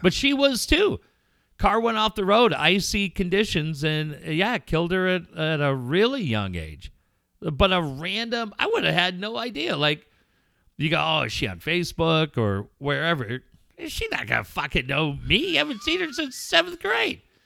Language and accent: English; Richfield, United States; born or raised there; moved away; also born or lived in North County San Diego / Solana Beach